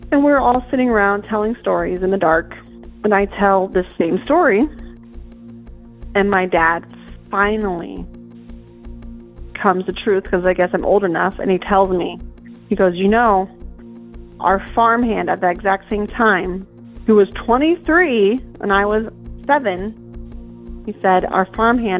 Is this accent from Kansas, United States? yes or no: yes; Hope, Kansas, United States; I am from Kansas. I grew up in Hope, Kansas, on a dairy farm out in the middle of nowhere